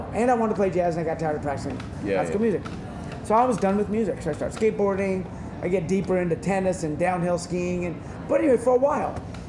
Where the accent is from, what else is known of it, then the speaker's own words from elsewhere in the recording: Fresno, California, United States; now in San Francisco Bay Area, United States; I grew up in Fresno in the Central Valley.